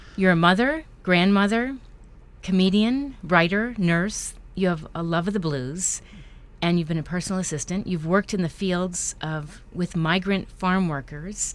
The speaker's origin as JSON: {"language": "English", "region": "New York", "country": "United States", "tie": "born or raised there", "said": "I grew up in New York"}